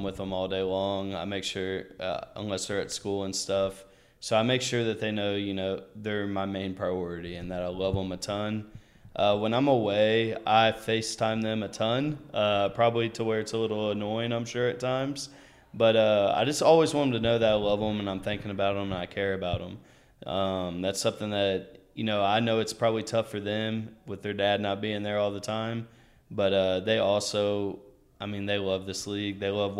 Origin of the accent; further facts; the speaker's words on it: Gallatin, Tennessee, United States; I actually grew up I lived in all kinds of places, but my longest tenure was in Nashville, Tennessee, a suburb right outside of Nashville. It's about 10 minutes. It's in Gallatin.